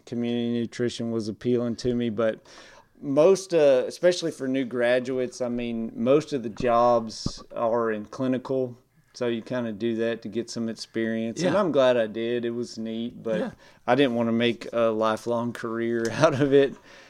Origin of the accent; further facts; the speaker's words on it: Tulsa, Oklahoma, United States; also born or lived in Alabama / Texas; now in East Texas, United States; I was born in Alabama. Formative years, mostly in Tulsa, Oklahoma, back to Alabama, ended up in East Texas, graduated from Douglas High School in Douglas, Texas.